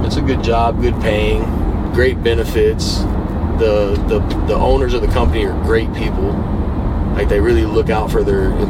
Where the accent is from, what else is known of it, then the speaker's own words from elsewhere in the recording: Naples, Florida, United States; I was born and raised here in Naples.